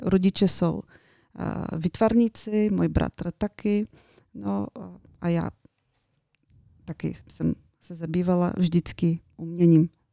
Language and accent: Czech; Yasna Polyana, Bulgaria; Czech is a second language; moved away as an adult; now in Czech Republic; já pocházím z Bulharska, jak si říkala na úvodu. Eh, přicházím od moře